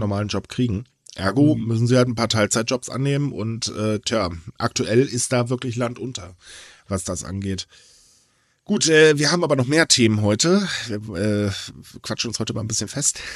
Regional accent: Germany; bei uns in Deutschland

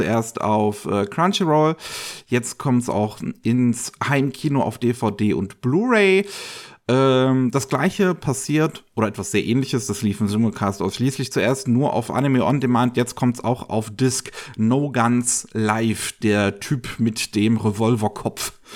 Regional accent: Bavaria, Germany; bei uns in Bayern

